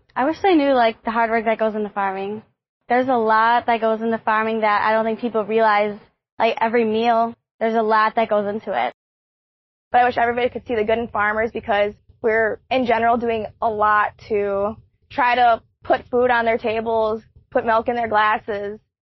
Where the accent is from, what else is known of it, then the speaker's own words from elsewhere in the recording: Southwest Kansas, United States; I have resided in Kansas my entire life. I grew up in Southwest Kansas on a family farm and ranch.